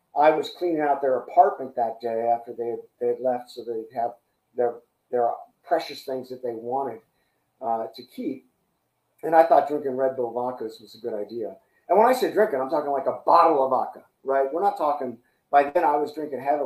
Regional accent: San Francisco, California, United States; I'm from San Francisco

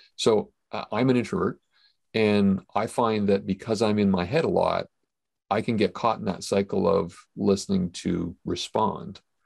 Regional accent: Canada; as a Canadian, apparently I say about differently than other people

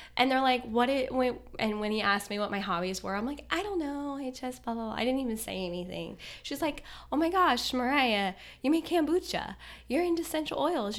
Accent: Kansas, United States; also born or lived in Florida; now in Fort Lauderdale, United States; I'm originally from Kansas. I moved here in Florida in two thousand eight

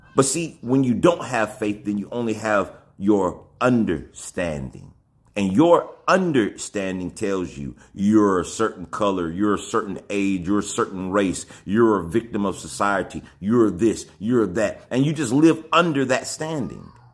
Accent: Alabama, United States; I come from Alabama

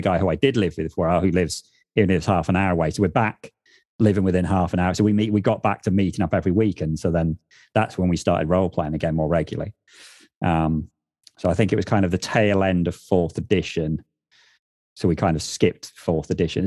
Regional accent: England, United Kingdom; moved away as an adult; now in north of England, United Kingdom; where I grew up in the South

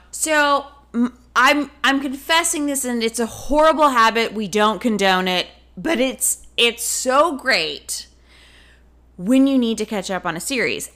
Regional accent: the South, United States; moved away; us growing up in the South

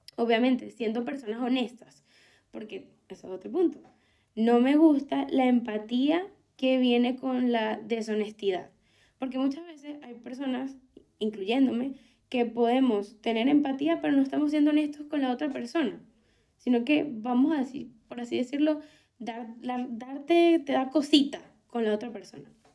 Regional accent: Venezuela; moved away as an adult; no me iba a quedar en Venezuela no tanto por todo el tema político, sino que no me veía en mi país

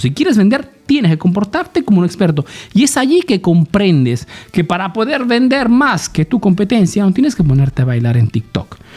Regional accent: Peru; now in Italy

